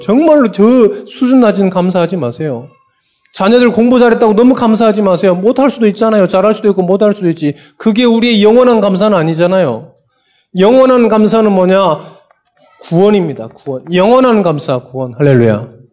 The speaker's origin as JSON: {"language": "Korean", "town": "Sinan", "region": "South Jeolla", "country": "South Korea", "tie": "born or raised there", "also_born_or_lived": "Bucheon, South Korea", "moved": "yes", "lives_now": "Seoul, South Korea", "said": "저도 어렸을 때 유배 갔잖아요. 전라남도 신안군 도초면 이곡 상리."}